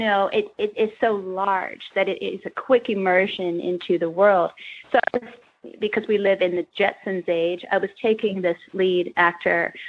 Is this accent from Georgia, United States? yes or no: no; Kentucky, United States; growing up in Kentucky